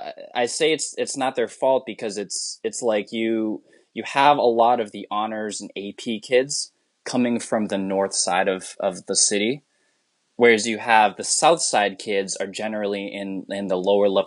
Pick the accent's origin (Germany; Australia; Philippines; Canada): Philippines; I'm so ashamed to say this as a Filipino, but I can understand it, but I can't speak a lick of it.